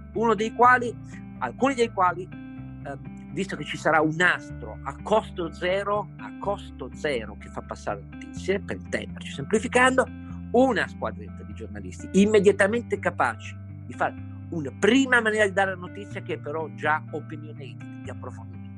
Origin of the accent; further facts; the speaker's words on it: Turin, Piedmont, Italy; Io sono cresciuto di fronte a Fiat Fiori dove lavoravano 70.000 persone